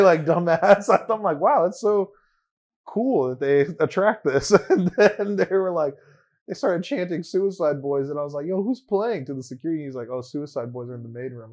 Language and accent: English; Long Beach, California, United States; first language English